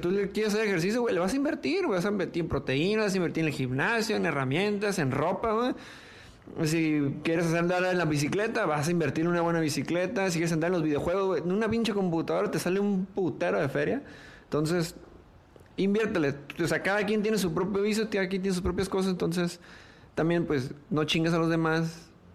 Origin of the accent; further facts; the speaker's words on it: Tijuana, Baja California, Mexico; la gente de Tijuana, nací en Tijuana